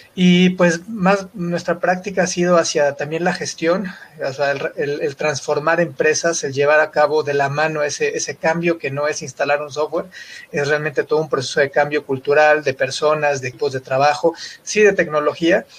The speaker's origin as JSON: {"language": "Spanish", "country": "Mexico", "said": "de México"}